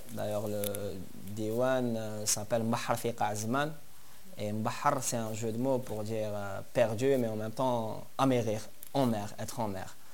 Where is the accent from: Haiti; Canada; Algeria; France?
Algeria; Algiers, Algiers Province; moi je suis né à Alger, vers euh, J'habite euh, vers le quartier de Bollorén